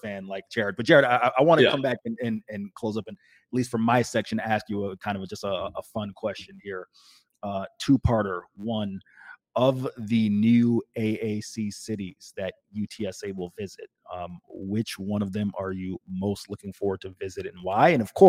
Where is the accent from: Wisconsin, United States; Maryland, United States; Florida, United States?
Florida, United States; Tampa; As a native of Tampa